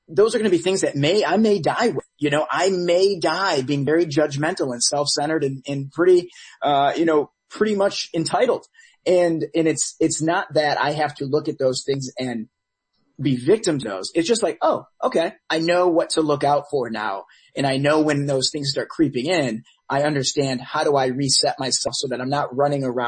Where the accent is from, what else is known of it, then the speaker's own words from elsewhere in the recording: Detroit, Michigan, United States; now in Los Angeles, United States; I was born and raised in Metro Detroit